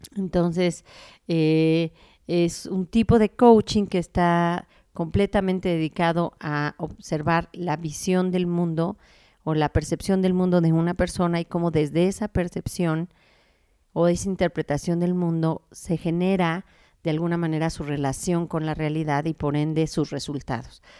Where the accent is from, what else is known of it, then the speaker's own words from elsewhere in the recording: Mexico; nosotros como mexicanos